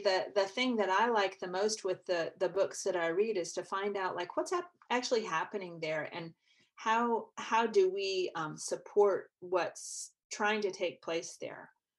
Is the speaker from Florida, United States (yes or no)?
no; Illinois, United States; moved away as an adult; now in Birmingham, United States; growing up in Illinois among the corn and bean fields there